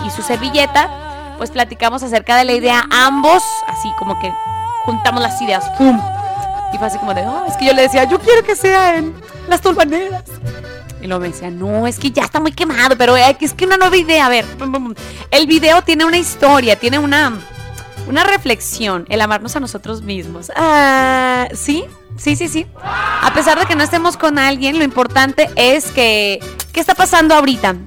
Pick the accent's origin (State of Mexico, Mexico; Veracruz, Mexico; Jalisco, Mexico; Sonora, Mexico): Jalisco, Mexico; Tepatitlán de Morelos; En mi tierra natal. Patitlán de Morelos, Jalisco